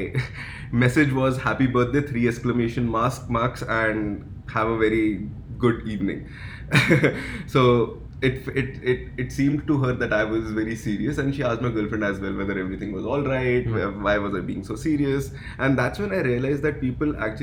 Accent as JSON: {"language": "English", "country": "India", "also_born_or_lived": "Dubai / Canada", "moved": "yes", "lives_now": "Toronto, Canada", "said": "I am originally from India"}